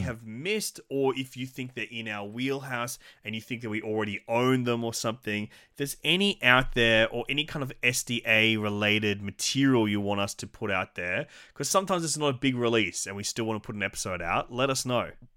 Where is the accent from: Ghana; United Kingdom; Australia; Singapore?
Australia; an Aussie physical media collector